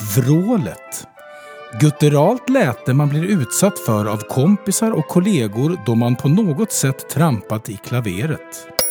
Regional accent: Sweden; jag är från Sverige

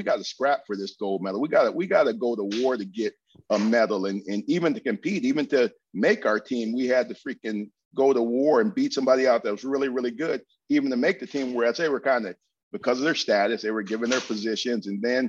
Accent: Lansing, Michigan, United States; born or raised there

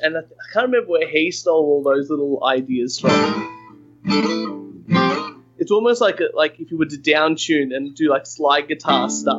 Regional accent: Australia; I hope I can be your Australian friend.

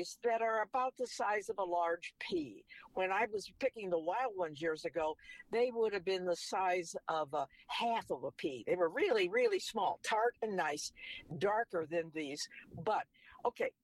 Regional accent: Wisconsin, United States; moved away; when I was growing up in Wisconsin part of my life

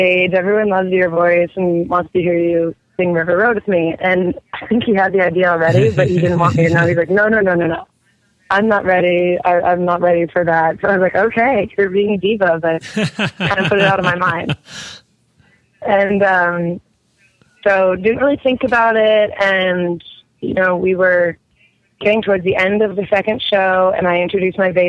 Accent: Bethesda, Maryland, United States; moved away; I was in Bethesda, Maryland playing two nights in a row at this theater that I've played there, sort of my hometown

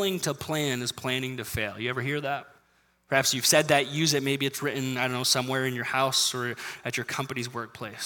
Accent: United States; as American Christians

